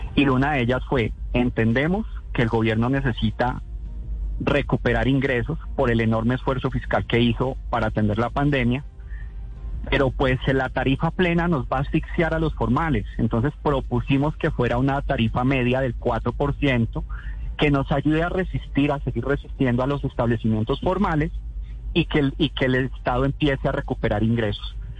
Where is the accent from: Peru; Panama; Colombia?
Colombia; como colombianos